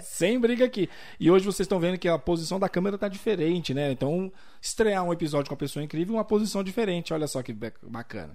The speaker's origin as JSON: {"language": "Portuguese", "town": "Brasília", "region": "Federal District", "country": "Brazil", "tie": "born or raised there", "also_born_or_lived": "Cidade Ocidental, Goiás", "moved": "as an adult", "lives_now": "Limeira, Brazil", "said": "eu sou natural, nasci, criado em Brasília"}